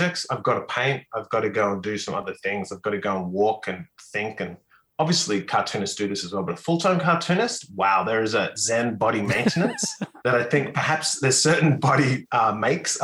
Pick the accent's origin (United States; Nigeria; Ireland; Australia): Australia; North Queensland; I was brought up in North Queensland